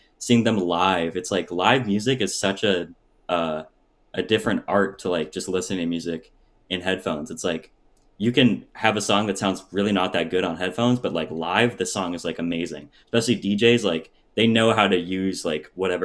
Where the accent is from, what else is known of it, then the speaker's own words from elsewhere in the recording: Surrey, British Columbia, Canada; Surrey, which is Surrey, my hometown.